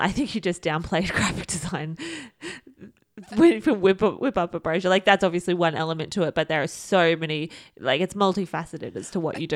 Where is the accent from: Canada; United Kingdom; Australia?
Australia; we are from Australia